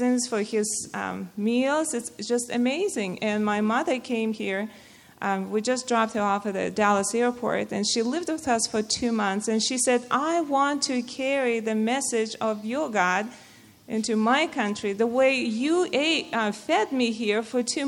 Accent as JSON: {"language": "English", "country": "Russia", "moved": "yes", "said": "I come from Russia, and I grew up in a Muslim family"}